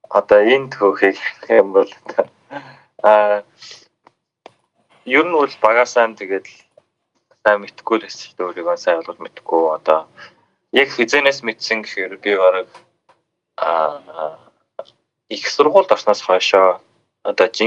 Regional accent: Xilingol League, West Sonid Banner, Inner Mongolia, China; Би Өвөр Монгол нутагтай. Өвөр Монголын Хилийн гол аймгийн Баруун сүнд шугаар нутагтай. Тэгээд аа би одоо өнөө жил 24-тэй.

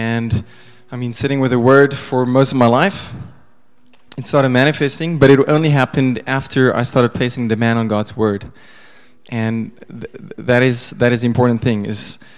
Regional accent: Pretoria, Gauteng, South Africa; first language Afrikaans; English is a second language; I was born in Pretoria, grew up Afrikaans

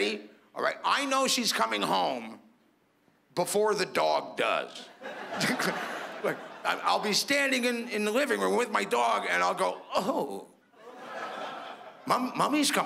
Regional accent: Toronto, Ontario, Canada; I'm from Toronto

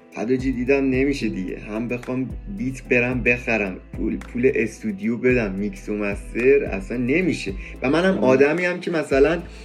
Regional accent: Iran; ما تو ایرانیم

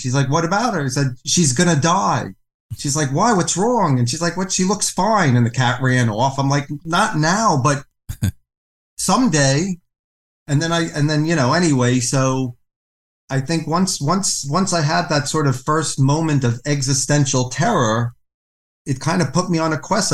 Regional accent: New York City, New York, United States; I was raised in New York City to a non-religious Jewish family.

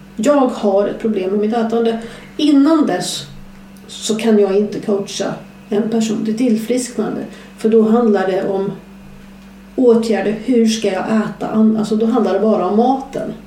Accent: southern Skåne, Sweden; jag kommer från södra Skåne

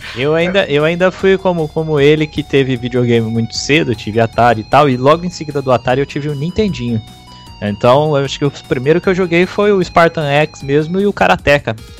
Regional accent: Bauru, São Paulo, Brazil; eu sou de Bauru

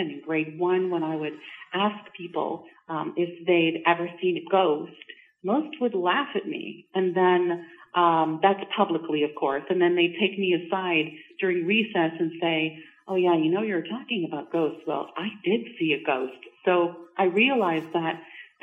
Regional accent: Montreal, Quebec, Canada; now in Georgina, Canada; I'm not actually from Ontario. I'm from Montreal.

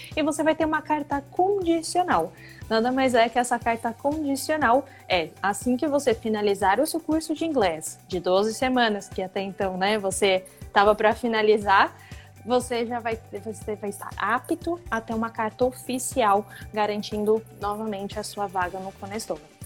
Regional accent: São Paulo, Brazil; now in Waterloo, Canada; Eu sou de São Paulo

